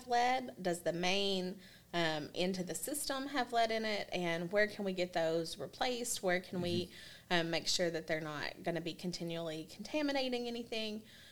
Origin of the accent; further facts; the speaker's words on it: Arkansas Delta, United States; moved away as an adult; also born or lived in Florida; now in Kentucky, United States; I come from the Delta part of Arkansas as well, so the ground is flat.